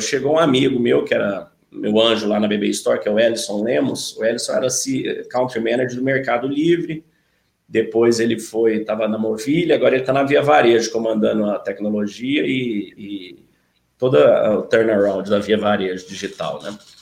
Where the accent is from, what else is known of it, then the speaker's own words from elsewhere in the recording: Uberlândia, Minas Gerais, Brazil; moved away; also born or lived in São Paulo / São Carlos; eu sou de Uberlândia, é, minha família toda é de Uberlândia, mas a gente mudou para São Paulo há 30 anos